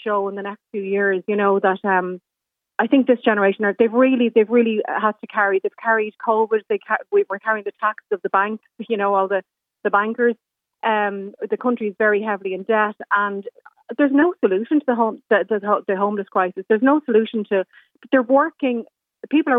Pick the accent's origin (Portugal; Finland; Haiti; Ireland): Ireland; our identity as Irish people